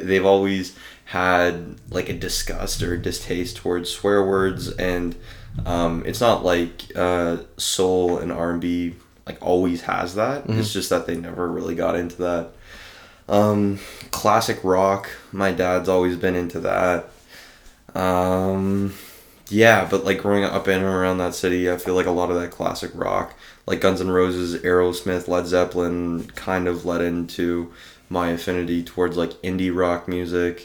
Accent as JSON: {"language": "English", "town": "Toronto", "region": "Ontario", "country": "Canada", "tie": "born or raised there", "said": "Growing up in Toronto"}